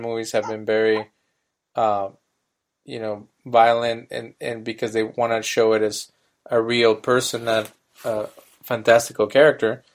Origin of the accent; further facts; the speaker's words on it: Mexico; as a kid in Mexico